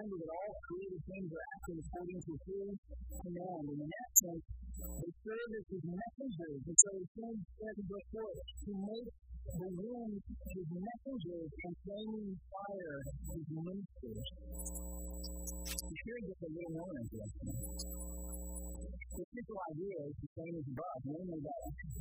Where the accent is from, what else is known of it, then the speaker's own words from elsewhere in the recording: Florida, United States; now in California, United States; I grew up in Florida